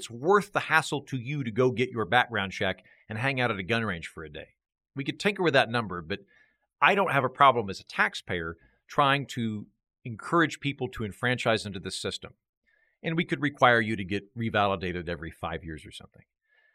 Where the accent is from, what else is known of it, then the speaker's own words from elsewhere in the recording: Oklahoma, United States; now in Austin, United States; I'm from Oklahoma